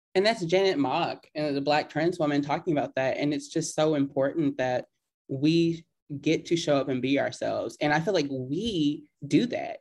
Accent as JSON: {"language": "English", "town": "Houston", "region": "Texas", "country": "United States", "tie": "born or raised there", "said": "I grew up in East Side of Houston."}